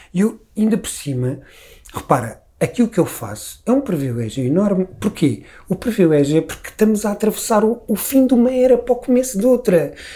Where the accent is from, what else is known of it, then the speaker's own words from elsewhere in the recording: Lisbon, Portugal; accent: Lisbon; eu sou Lisboeta, eu digo telefone, e digo reunião, e digo todas essas pequenas particularidades que fazem de mim Lisboeta